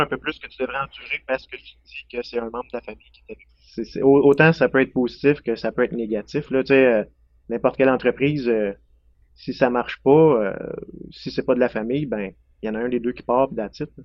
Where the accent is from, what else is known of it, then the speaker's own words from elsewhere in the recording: Lefebvre, Quebec, Canada; moved away as an adult; now in Saint-Anicet, Canada; je viens de Lefebvre, près de Drummondville. C'est là que j'ai grandi, sur la ferme ancestrale